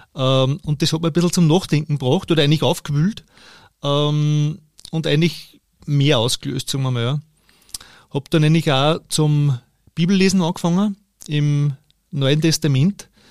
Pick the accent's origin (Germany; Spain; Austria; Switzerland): Austria; Steyr, Upper Austria; Ich bin in Steyr geboren, und in der Nähe aufgewachsen